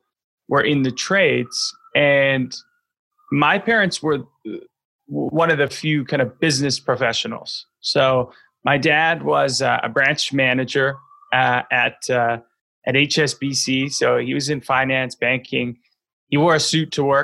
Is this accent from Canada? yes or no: yes; Vancouver, British Columbia, Canada; grow up in Vancouver, BC, Canada